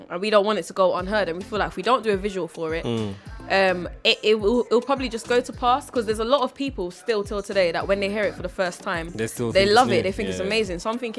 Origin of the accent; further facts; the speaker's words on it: Jamaica; I'm actually from Jamaica.